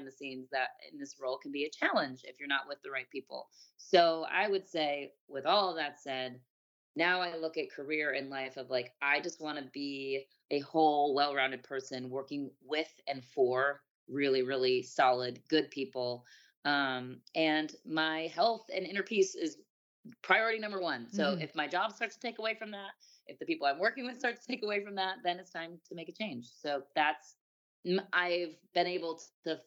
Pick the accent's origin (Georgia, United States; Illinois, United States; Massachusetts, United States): Illinois, United States; Chicago; moved away as an adult; my hometown, Chicago